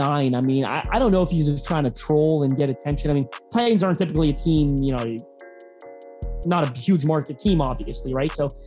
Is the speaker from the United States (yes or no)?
no; Canada; you can tell I'm Canadian